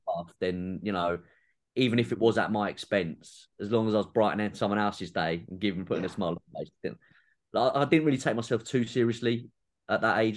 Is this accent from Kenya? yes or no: no; England, United Kingdom; being a Southerner